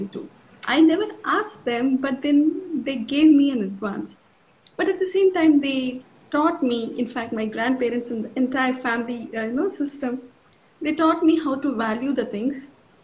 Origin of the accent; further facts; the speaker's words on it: Hyderabad, Telangana, India; also born or lived in Chittoor, Andhra Pradesh / Gurgaon; I was born in Chittor. It is a part of Andhra Pradesh. And then I was brought up till my fifth standard in Hyderabad